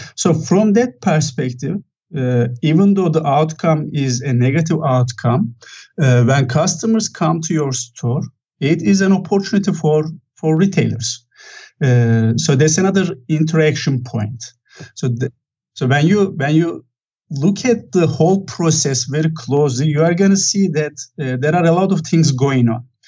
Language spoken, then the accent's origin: English; Turkey; moved away as an adult; now in Santa Clara, United States; So originally, I'm from Turkey. I have spent quite a lot of time in Turkey